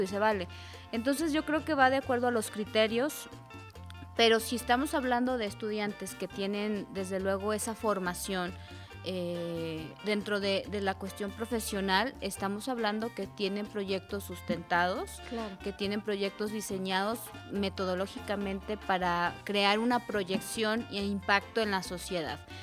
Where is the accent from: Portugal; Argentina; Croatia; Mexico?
Mexico; nosotros mismos como mexicanos